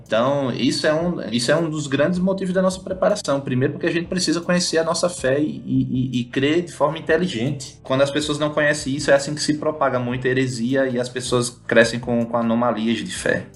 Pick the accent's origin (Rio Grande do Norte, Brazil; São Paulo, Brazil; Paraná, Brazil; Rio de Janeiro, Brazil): Rio Grande do Norte, Brazil; Natal; moved away as an adult; now in India; eu sou potiguar, natalense, comedor de camarão